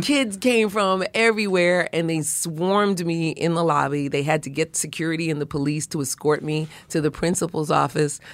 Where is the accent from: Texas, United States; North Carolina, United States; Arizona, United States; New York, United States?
New York, United States; New York City; where I grew up in Brooklyn